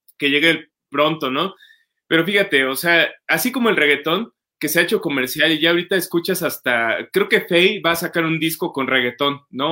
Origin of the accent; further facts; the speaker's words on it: Mexico; todos como mexicanos